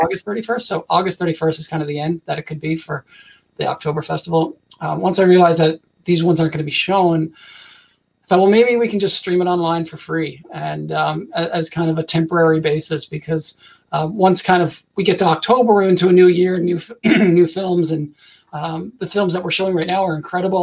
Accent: Canada; I'm from Canada

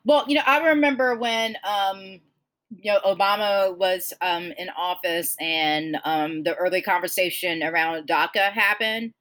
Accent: Georgia, United States; born or raised there

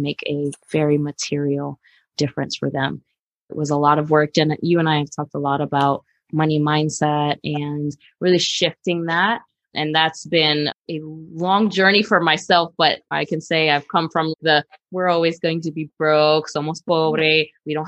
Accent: New York, United States; I grew up in New York

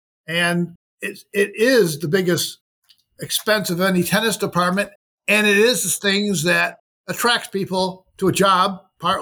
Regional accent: Rochester, New York, United States; Rochester, New York, which was my hometown

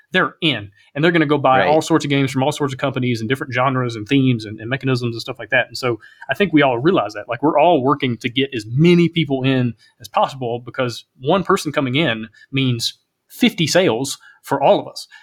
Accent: Alabama, United States; also born or lived in Kentucky; growing up in Alabama

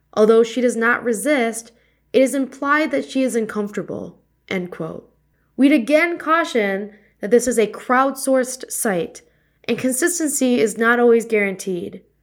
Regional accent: Wisconsin, United States; moved away; I'm originally from Wisconsin

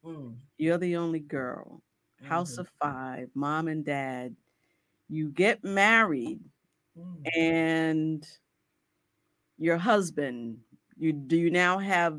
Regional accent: Boston, Massachusetts, United States; And I grew up in Boston with my relatives

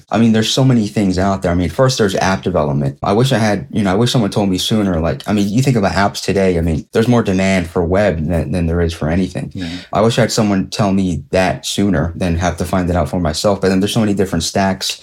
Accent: Philadelphia, Pennsylvania, United States; I'm from Philadelphia, PA, city of brotherly love, born and raised, like Will Smith.

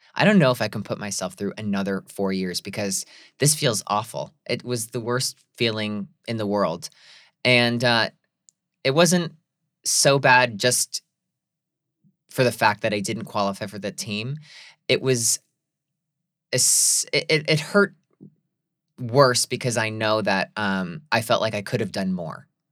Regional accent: Scranton, Pennsylvania, United States; I remember being that young gay kid from Scranton, Pennsylvania, who felt like I was an alien in my hometown

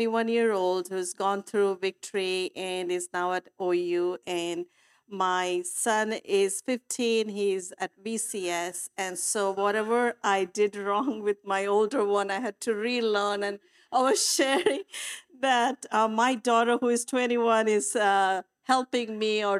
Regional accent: India; moved away; I come from India, so I brought a lot of cultural beliefs with me as I was parenting

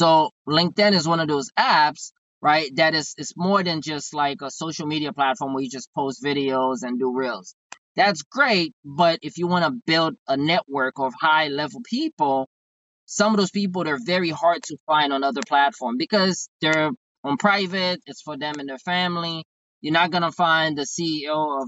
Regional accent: Haiti; English is a second language; now in United States; I'm originally from Haiti. I came to the States around July 7th, 1999

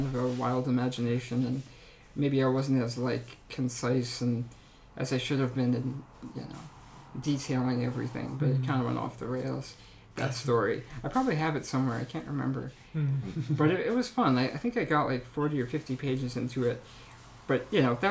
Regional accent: Upper Blackadie, Pennsylvania, United States; also born or lived in Edinboro, Pennsylvania; I grew up in Upper Blackadie, Pennsylvania, small town, about 10 miles south of here in Robbsville. So yeah, I've spent my whole life here except for college

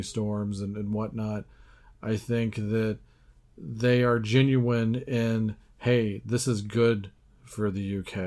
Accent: United States; us Yanks

